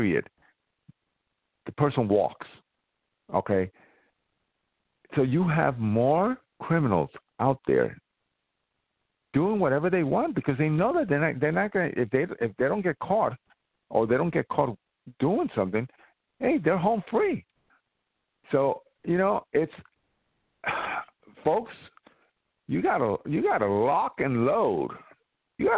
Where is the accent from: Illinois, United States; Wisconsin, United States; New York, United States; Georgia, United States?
New York, United States; New York City; my hometown